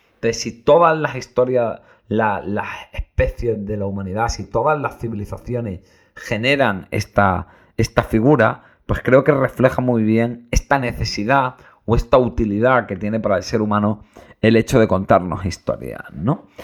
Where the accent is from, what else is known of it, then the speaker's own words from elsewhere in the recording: Granada, Andalusia, Spain; soy muy de Granada